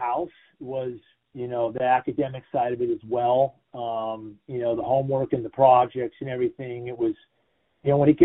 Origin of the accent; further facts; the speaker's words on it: Solana Beach, California, United States; I grew up here in Solana Beach, California